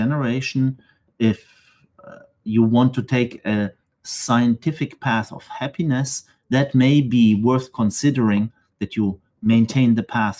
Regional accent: Stuttgart, Baden-Württemberg, Germany; moved away as an adult; also born or lived in Manchester / Geneva; now in Marseille, France; I decided actually to go back to Germany, actually to the city where I grew up in Stuttgart

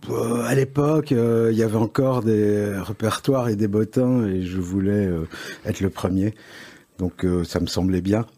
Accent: Paris, Île-de-France, France; accent: Parisian; now in Belgium; je suis né à Paris, mais c'est un hasard

